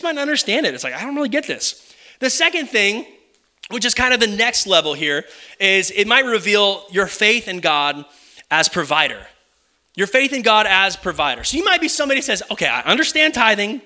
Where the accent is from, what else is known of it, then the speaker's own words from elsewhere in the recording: Kyle, Texas, United States; moved away as an adult; also born or lived in Oklahoma; This is my home. I would consider this my hometown. My parents live right down the corner